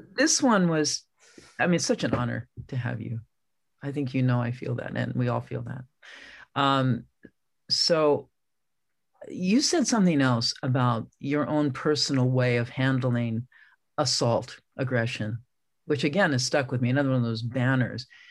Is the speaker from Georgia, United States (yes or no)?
no; San Francisco, California, United States; I grew up in San Francisco